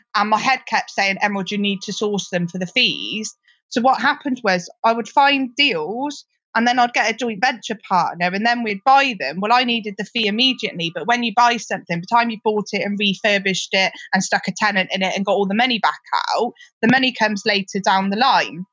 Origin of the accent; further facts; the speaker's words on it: Gloucester, South West England, United Kingdom; also born or lived in Liverpool / Cheltenham; I'm from Gloucester. You can probably tell that from my accent